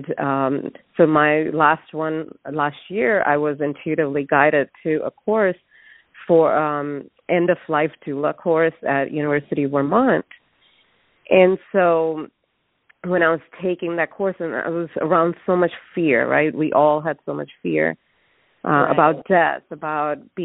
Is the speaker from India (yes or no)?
yes; India; moved away; I'm originally from India, and we don't view death, at least in my family and what I was surrounded by, even as a child, it's open